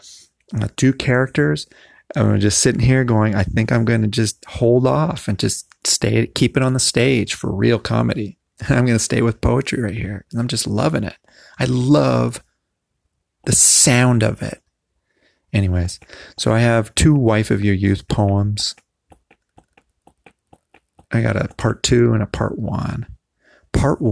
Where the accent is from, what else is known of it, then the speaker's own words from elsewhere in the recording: Southern California, United States; I'm from Southern California